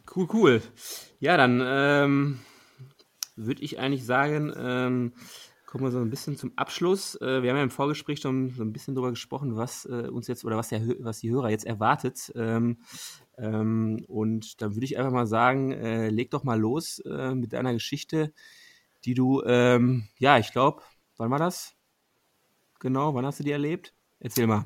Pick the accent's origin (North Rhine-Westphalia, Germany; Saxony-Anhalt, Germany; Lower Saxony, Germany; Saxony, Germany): North Rhine-Westphalia, Germany; Ruhr area; Wir kommen ja aus dem Ruhrgebiet